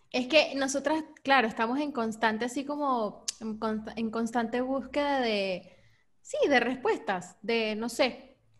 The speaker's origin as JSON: {"language": "Spanish", "town": "Lechería", "region": "Anzoátegui", "country": "Venezuela", "tie": "born or raised there", "also_born_or_lived": "Caracas", "said": "nací en Caracas, pero mi infancia, como mi colegio, la, la pasé en lechería."}